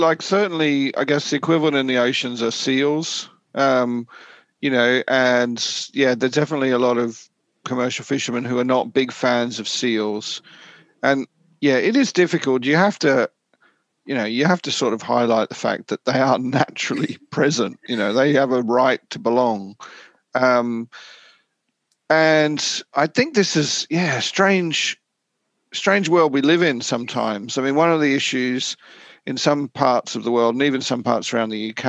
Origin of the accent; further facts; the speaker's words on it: Australia; also born or lived in Papua New Guinea; now in United Kingdom; Personally for me, I'm from Australia and New Guinea, and like I grew up with coral reefs and things like